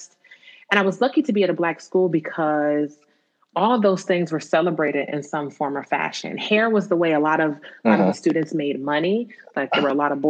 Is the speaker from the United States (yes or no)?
yes; New Jersey, United States; I grew up in Jersey